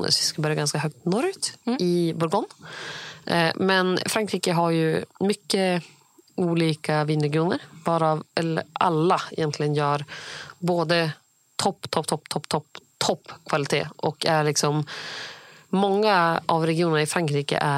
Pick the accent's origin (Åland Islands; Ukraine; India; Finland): India; eftersom att jag är indier.